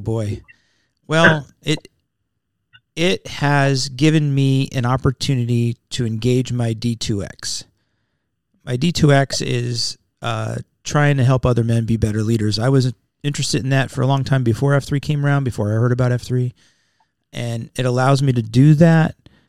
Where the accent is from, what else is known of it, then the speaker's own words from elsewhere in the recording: Wilkes-Barre, Pennsylvania, United States; I was born in Wilkes-Barre, Pennsylvania.